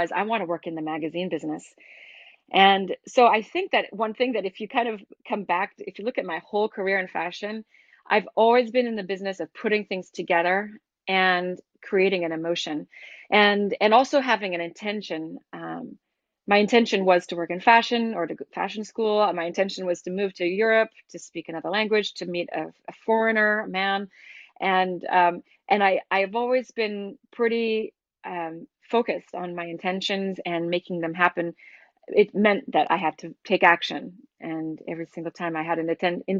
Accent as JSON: {"language": "English", "town": "Boston", "region": "Massachusetts", "country": "United States", "tie": "born or raised there", "also_born_or_lived": "San Francisco, California / Milan / Casablanca / Vancouver", "moved": "as an adult", "lives_now": "Paris, France", "said": "that's where I'm from"}